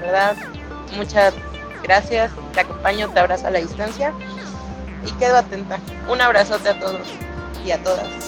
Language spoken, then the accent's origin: Spanish; Poza Rica, Veracruz, Mexico; yo soy de Poza Rica